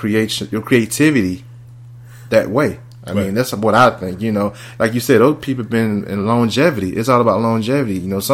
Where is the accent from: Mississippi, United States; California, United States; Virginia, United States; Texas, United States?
Mississippi, United States; moved away; I'm from Mississippi.